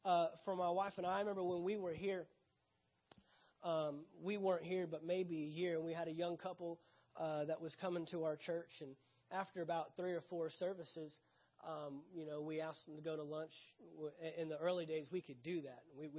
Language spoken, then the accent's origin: English; the South, United States; I'm from the South. That's what we do.